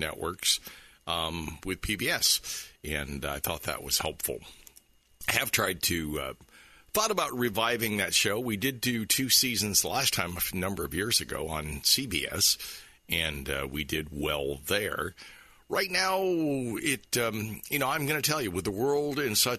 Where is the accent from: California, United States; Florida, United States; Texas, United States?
Florida, United States; St. Petersburg; also born or lived in Clearwater, Florida / Oldsmar, Florida; I was born in St. Petersburg, and I've lived most of my life either in Clearwater or Oldsmar or in this area. And so for me, I consider myself certainly a Florida boy